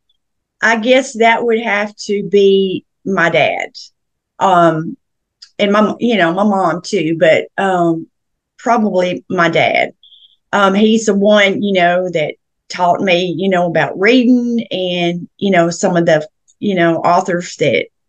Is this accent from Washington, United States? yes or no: no; Murfreesboro, Tennessee, United States; I was born and raised in Middle Tennessee, Murfreesboro, Tennessee, and we lived on a farm growing up